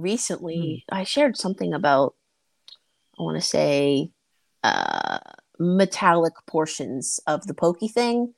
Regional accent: Toronto, Ontario, Canada; I am Canadian. I'm from Toronto.

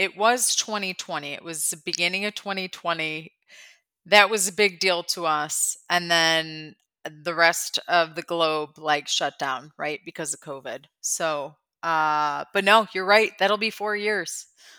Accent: Midwest, United States; I'm from the Midwest, so I'm just not going to get mad.

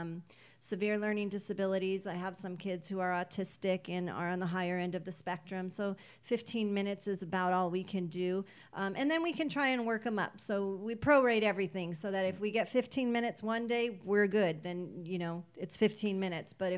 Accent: Pico Rivera, California, United States; also born or lived in Whittier; Born and raised in Pico Rivera

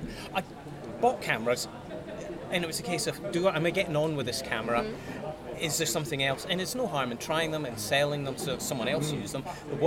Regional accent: Scotland, United Kingdom; I'm Scottish after all.

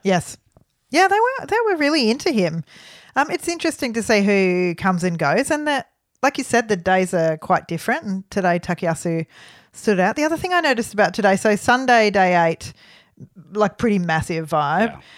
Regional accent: Melbourne, Victoria, Australia; we're from Melbourne

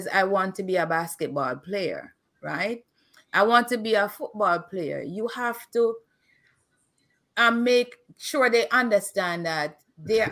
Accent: Kingston, Jamaica; when I was growing up in Waterhouse.

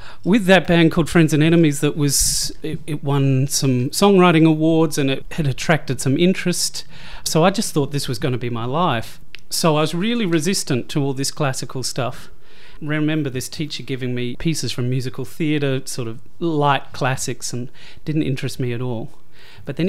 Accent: Adelaide, South Australia, Australia; moved away as an adult; also born or lived in Hamilton, Victoria / Melbourne; My dad was a teacher out in the country, and he got a job in the education union in Adelaide, which prompted our family to move when I was, I think, four years old. And so spent my childhood in Adelaide, spent my teenage years in Adelaide

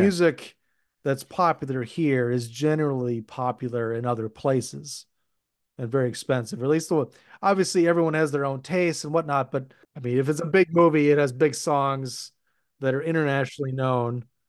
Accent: Minnesota, United States; we definitely have white trash in Minnesota, but it's not something that we're known for

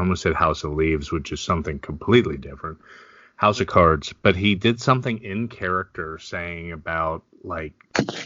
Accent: Lancaster, Pennsylvania, United States; I grew up in Lancaster.

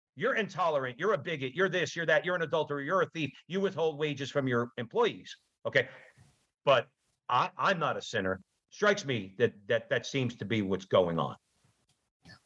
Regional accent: New Jersey, United States; we're from Jersey

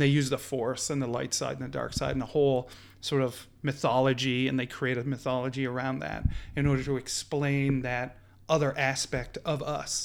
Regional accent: Newfoundland and Labrador, Canada; growing up in Newfoundland, we were part of the United Church

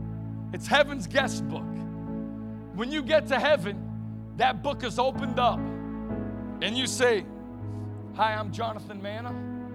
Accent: North York, Ontario, Canada; I grew up in North York, Ontario, right outside of Toronto.

